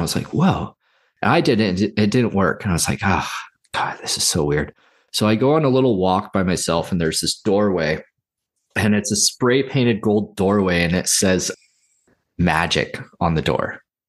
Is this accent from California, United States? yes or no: yes; Santa Cruz, California, United States; And I grew up in Santa Cruz, so like I went to it a lot as a kid.